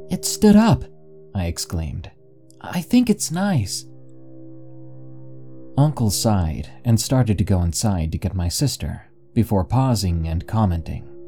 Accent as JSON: {"language": "English", "region": "Kansas", "country": "United States", "tie": "born or raised there", "said": "Heck, even my hometown is famous for being the hometown of Lady Greyhound, for whom the Greyhound bus line gets its name."}